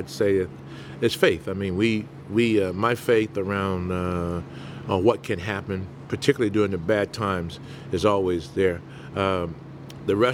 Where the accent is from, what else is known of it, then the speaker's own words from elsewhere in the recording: Mobile, Alabama, United States; moved away as an adult; also born or lived in New Orleans, Louisiana / North Carolina; now in St. Louis, United States; we were in New Orleans for a while, Mama's from there, but we grew up most part of our life in Alabama before moving on to North Carolina